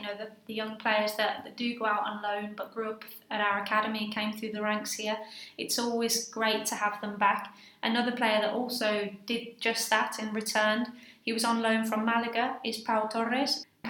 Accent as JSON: {"language": "English", "region": "England", "country": "United Kingdom", "accent": "English", "moved": "yes", "lives_now": "Villarreal, Spain", "said": "we are both English. You can probably tell from our accents."}